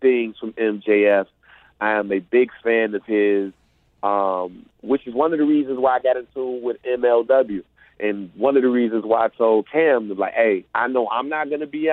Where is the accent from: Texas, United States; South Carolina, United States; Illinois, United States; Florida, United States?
Illinois, United States; Freeport, Illinois / west side of Chicago, United States; We're two guys from Freeport, Illinois, and from the west side of Chicago